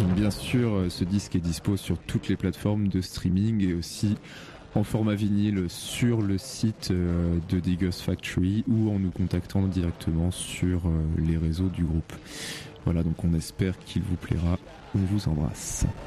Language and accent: French; Rouen, Normandy, France; on vient de Rouen.